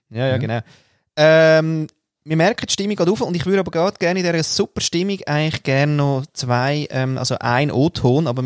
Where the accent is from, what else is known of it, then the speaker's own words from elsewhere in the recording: Austria; da komme ich ja nicht mal als Österreicher weiter.